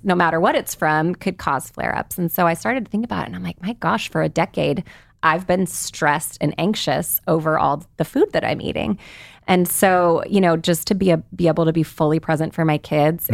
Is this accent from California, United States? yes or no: yes; the Bay Area, California, United States; I grew up in the Bay Area